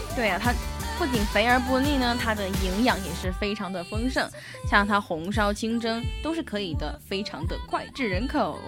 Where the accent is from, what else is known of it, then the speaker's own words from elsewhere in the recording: Emeishan, Sichuan, China; 因为我的家乡是在那个乐山市峨眉山市嘛，嗯。我们那边就有特别多的寺庙，那个山上哦。就经常看到很多很多的佛像